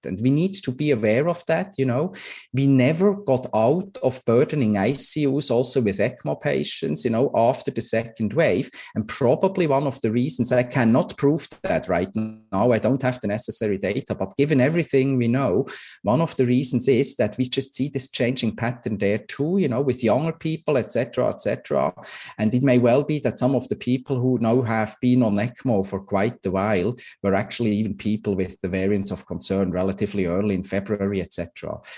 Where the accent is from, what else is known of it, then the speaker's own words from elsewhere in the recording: Switzerland; moved away; I'm, I'm from Switzerland originally